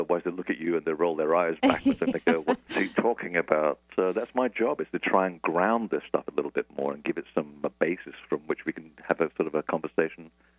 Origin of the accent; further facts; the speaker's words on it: London, United Kingdom; accent: transatlantic; also born or lived in Portugal / United States; I was actually born in Portugal, and I moved to London when I was 8, and then I lived half of my life in America. So this is why I have this ridiculous accent, which is sort of transatlantic.